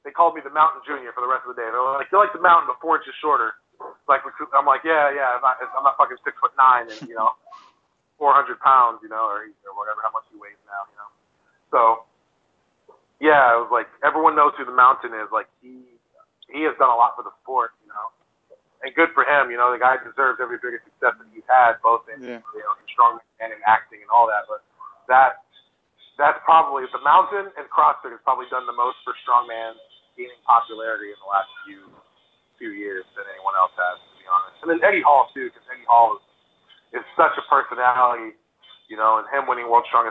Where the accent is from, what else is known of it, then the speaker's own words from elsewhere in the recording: Honduras; moved away; I was born in Honduras, and we're all, like, a bunch of small little Hispanic people.